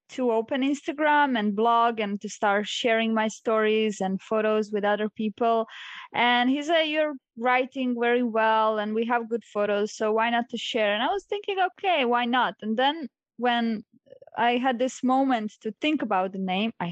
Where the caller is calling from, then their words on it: Solin, Split-Dalmatia County, Croatia; I'm zooming in from Solin, which is a small coastal town in Croatia near Split.